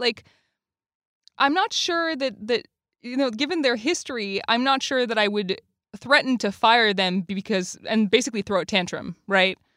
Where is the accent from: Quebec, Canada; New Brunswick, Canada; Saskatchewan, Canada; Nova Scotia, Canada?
Quebec, Canada; now in United States; I'm from Quebec